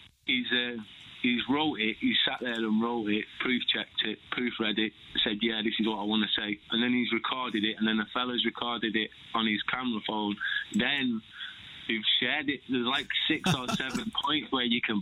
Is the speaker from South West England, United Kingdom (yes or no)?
no; Manchester, North West England, United Kingdom; growing up in Manchester